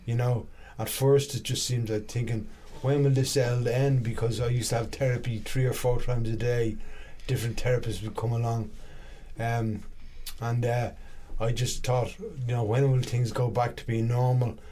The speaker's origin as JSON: {"language": "English", "town": "Dublin", "region": "Leinster", "country": "Ireland", "tie": "born or raised there", "also_born_or_lived": "London", "said": "I was born in London actually to two Irish immigrants, but okay. they moved back to Ireland, and uh, I ended up living in Dublin"}